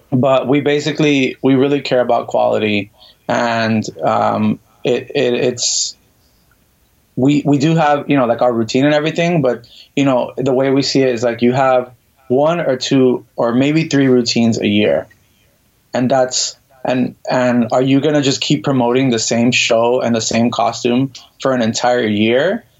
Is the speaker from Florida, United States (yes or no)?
yes; Miami, Florida, United States; moved away as an adult; now in New York, United States; I am originally from Miami, Florida, born and raised.